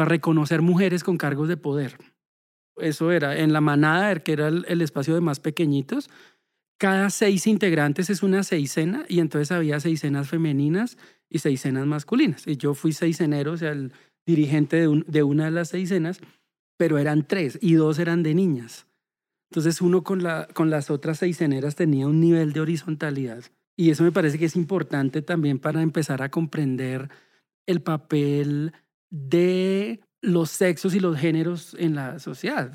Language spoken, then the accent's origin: Spanish; Bogotá, Colombia; nací en Bogotá, soy el segundo de cuatro hermanos